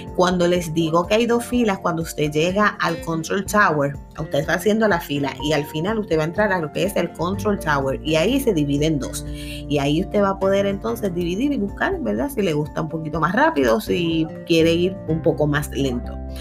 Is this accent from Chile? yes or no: no; Puerto Rico; como buenos boricuas acá